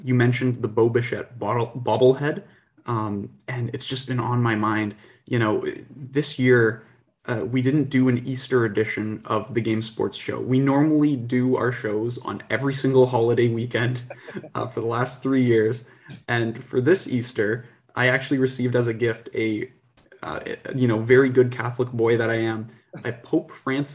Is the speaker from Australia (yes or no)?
no; Canada